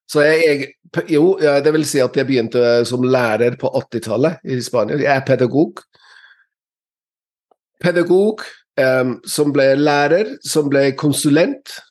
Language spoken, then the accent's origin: Norwegian; England, United Kingdom; Norwegian is a second language; now in Norway; før, før, jeg flyttet til Norge fra England, så hadde alle hørt om snømåking